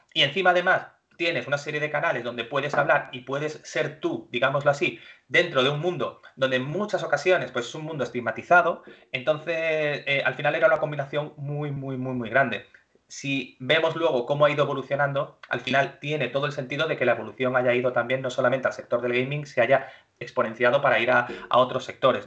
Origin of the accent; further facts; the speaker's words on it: Málaga, Andalusia, Spain; moved away as an adult; also born or lived in Madrid / Australia; now in Málaga, Spain; yo soy de Málaga, soy malagueño eh, estudié aquí en Málaga